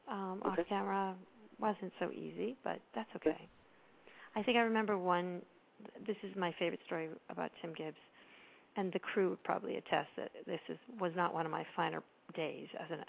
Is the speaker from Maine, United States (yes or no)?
yes; Maine, United States; also born or lived in Pembroke, Massachusetts; I grew up in Pembroke. I know who that is. And then my family moved to Maine, which is sort of where I tell people I'm from mostly because I was really little in Pembroke.